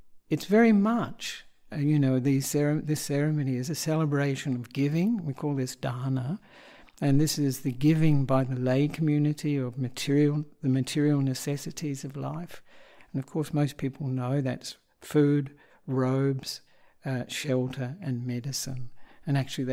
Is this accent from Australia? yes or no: yes; Australia; moved away as an adult; also born or lived in Sri Lanka; I am an Australian monk